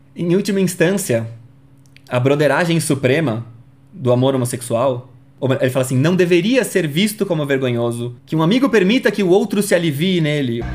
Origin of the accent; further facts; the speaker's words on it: São Paulo, Brazil; Eu sou de São Paulo.